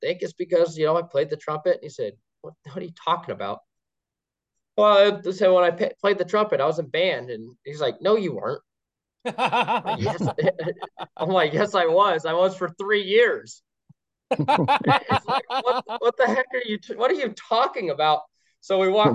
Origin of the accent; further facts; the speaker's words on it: La Center, Washington, United States; also born or lived in Portland, Oregon; I was born in Portland, Oregon, moved to La Center, Washington. So I live right on that Columbia River corridor